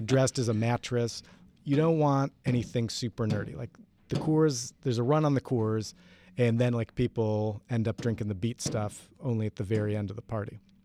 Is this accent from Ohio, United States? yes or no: yes; Ohio, United States; I grew up in Ohio